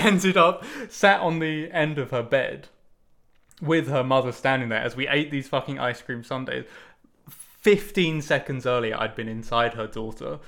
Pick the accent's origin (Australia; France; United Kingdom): United Kingdom; I'm British